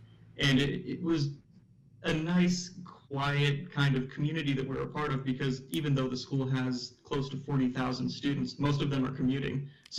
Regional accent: Orange County, California, United States; I grew up in Orange County.

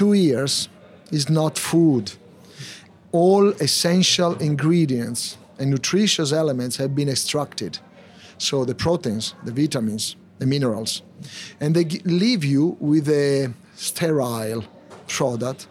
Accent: Milan, Lombardy, Italy; moved away as an adult; also born or lived in Tokyo, Japan; now in London, United Kingdom; I'm from Milano, which means I make things happen

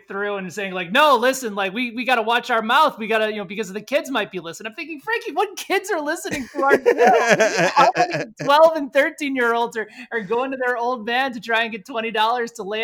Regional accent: Illinois, United States; now in Kansas City, United States; I'm from Illinois, guys. Like, I live in Kansas City. I'm on the Kansas side.

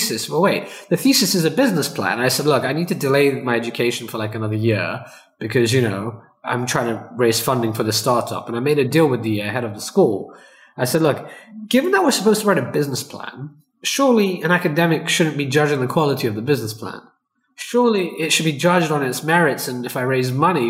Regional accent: United Kingdom; also born or lived in London; We're up in a poor neighborhood in the UK

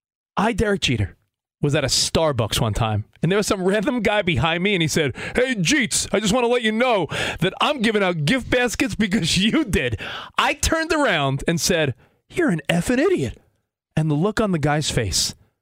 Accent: Long Island, New York, United States; also born or lived in Manhattan / Brooklyn; now in Los Angeles, United States; we're living in LA now, but I grew up on Long Island. Lived in Manhattan, lived in Brooklyn.

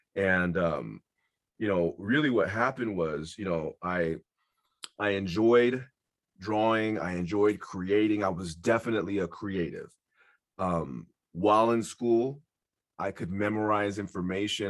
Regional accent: San Francisco, California, United States; I am born and raised in San Francisco, California. I grew up in the Mission District

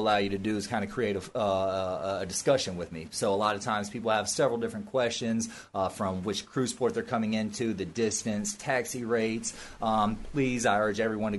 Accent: Nashville, Tennessee, United States; moved away; I'm from Nashville, Tennessee

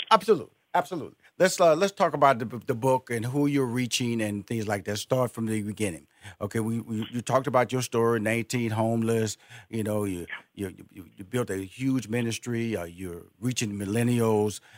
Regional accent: Houston, Texas, United States; Houston is my uh, where I was born and raised.

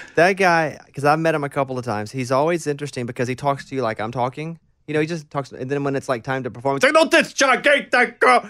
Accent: Arkansas, United States; moved away as an adult; also born or lived in Austin, Texas; when I go back to Arkansas, I still feel like, all right, This is home

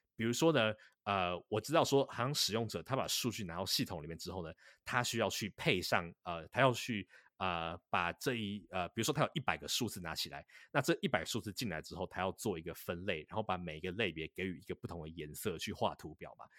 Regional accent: Taipei, Taiwan; moved away as an adult; now in Boston, United States; 我本身在台北市里面，呃，长大

